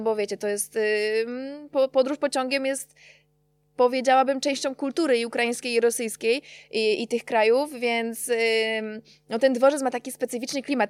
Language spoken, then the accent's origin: Polish; Czeladź, Silesian Voivodeship, Poland; ja jestem z Czeladzi pochodzę